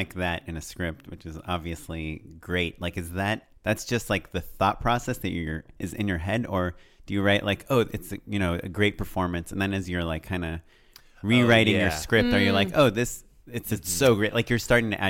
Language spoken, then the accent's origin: English; California, United States; No. I'm from Orange County.